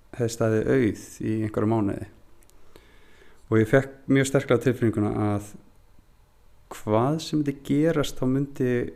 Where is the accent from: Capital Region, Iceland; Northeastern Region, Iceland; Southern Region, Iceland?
Northeastern Region, Iceland; Húsavík; moved away; elst ég upp þannig á Húsavík